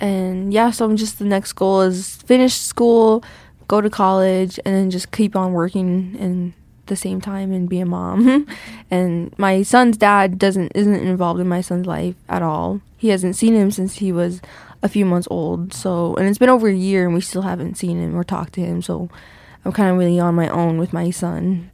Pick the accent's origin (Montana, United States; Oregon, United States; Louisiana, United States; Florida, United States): Montana, United States; St. Ignatius; also born or lived in Missoula, Montana; I'm from Flathead Reservation, um, Saint Ignatius, like, outside of Saint Ignatius. Like, that's where I grew up